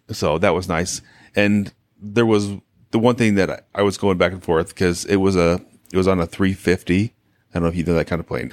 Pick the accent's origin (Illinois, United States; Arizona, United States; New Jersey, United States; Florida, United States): Arizona, United States; we're from Arizona